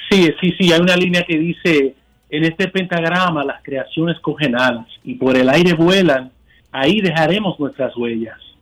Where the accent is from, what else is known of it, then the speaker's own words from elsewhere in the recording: New York, United States; siendo neoyorquinos, latinos, nacidos en Nueva York.